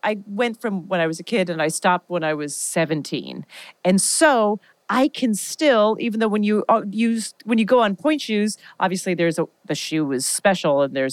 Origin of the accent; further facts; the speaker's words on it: Canada; now in United States; Being from Canada, it was not taught to us in the school.